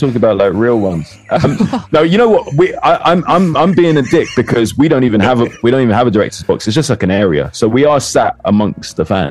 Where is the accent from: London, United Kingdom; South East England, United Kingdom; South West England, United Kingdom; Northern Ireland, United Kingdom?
London, United Kingdom; also born or lived in Hackney; I was born in Kilburn. I still live near Kilburn. I lived in Hackney for 20 years.